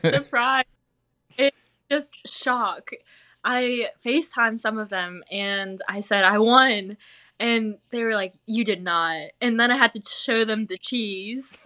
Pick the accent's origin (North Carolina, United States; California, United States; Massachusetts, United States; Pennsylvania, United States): North Carolina, United States; Smithfield; I grew up in Smithfield, North Carolina